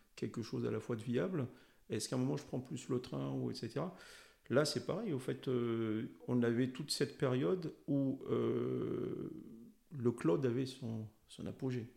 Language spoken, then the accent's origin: French; Madagascar; moved away; je suis originaire de Madagascar